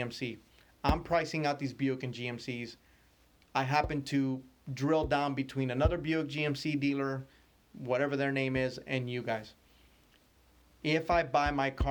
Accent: California, United States; I'm from California

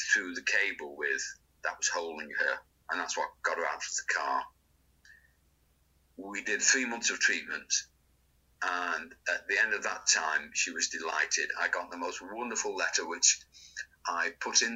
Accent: Manchester, North West England, United Kingdom; I was brought up in Crumsall.

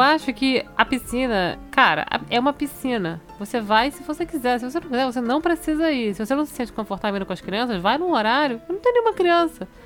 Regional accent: Manaus, Amazonas, Brazil; moved away as an adult; now in Canada; Lá em Manaus, na minha terra

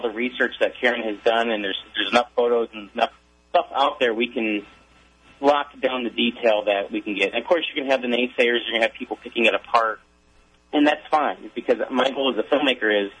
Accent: Pittsburgh, Pennsylvania, United States; I'm from Pittsburgh

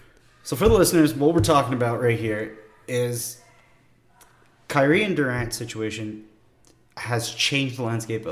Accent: Canada; As a Canadian

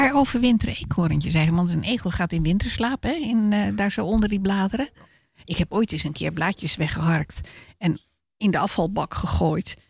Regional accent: Weesp, North Holland, Netherlands; En die had ik vroeger als kind zijnde in Weesp

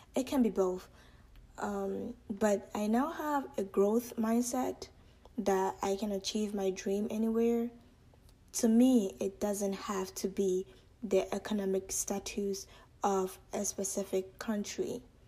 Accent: Ghana; moved away; I was born and raised in Ghana for the most part of my life

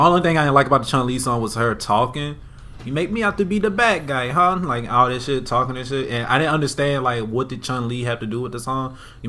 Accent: the South, United States; proud to be from the South.

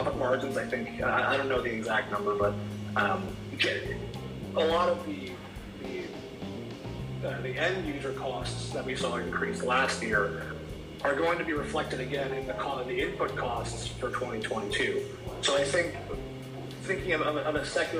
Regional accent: New York, United States; I'm from New York originally

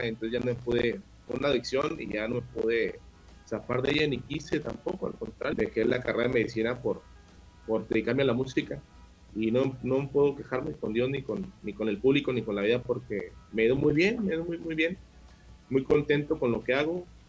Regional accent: Ciudad Juárez, Chihuahua, Mexico; also born or lived in El Paso, Texas; aquí me quedé toda mi vida, nomás nací en El Paso, Texas este, por cosas de, familia, pero siempre viví pues desde, el primer día que salí del hospital aquí en, Ciudad Juárez, Chihuahua

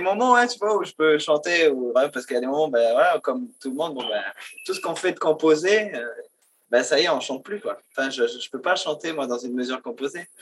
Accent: New Caledonia; chez nous, en Calédonie

